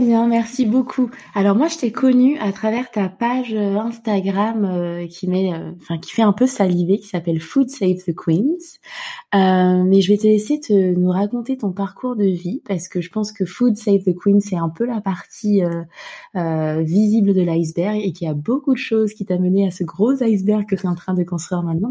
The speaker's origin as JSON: {"language": "French", "country": "France", "also_born_or_lived": "Norway", "moved": "as an adult", "lives_now": "Dublin, Ireland", "said": "on parle français, on vient de France."}